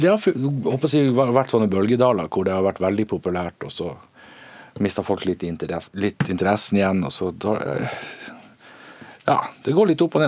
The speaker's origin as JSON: {"language": "Norwegian", "region": "Northern Norway", "country": "Norway", "said": "Vi er bønder fra Nord-Norge."}